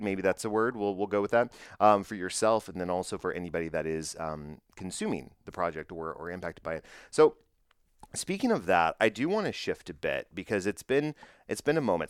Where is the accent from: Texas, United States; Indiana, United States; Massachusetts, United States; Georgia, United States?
Texas, United States; Bedford; my hometown, Bedford, Texas.